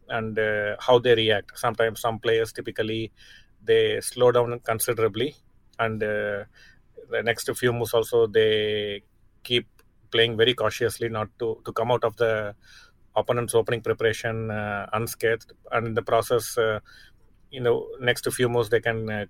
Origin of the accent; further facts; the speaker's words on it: Chennai, Tamil Nadu, India; my hometown, Chennai